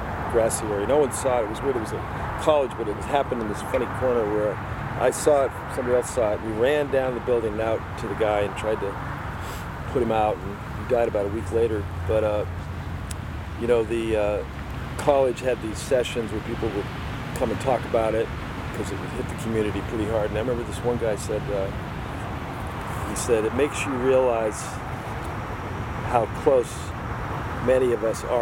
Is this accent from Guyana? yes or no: no; Boston, Massachusetts, United States; moved away; also born or lived in Hawaii; I'm from Boston